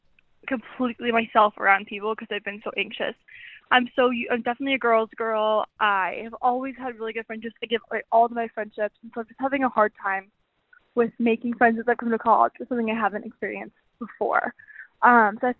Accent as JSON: {"language": "English", "town": "Denver", "region": "Colorado", "country": "United States", "moved": "as an adult", "lives_now": "Rhode Island, United States", "said": "I'm originally from Denver"}